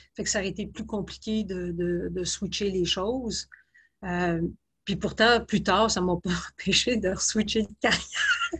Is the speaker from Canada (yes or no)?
yes; Laval, Quebec, Canada; moved away as an adult; also born or lived in Halifax / Kingston / Netherlands / British Columbia; je viens, de, la région de Montréal, de, Laval